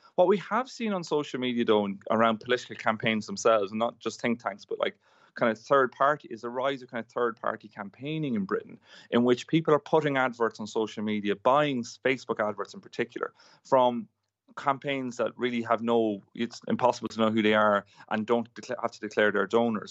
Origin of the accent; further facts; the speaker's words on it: Ireland; now in United Kingdom; I'm from Ireland, which is pr-, similar size to New Zealand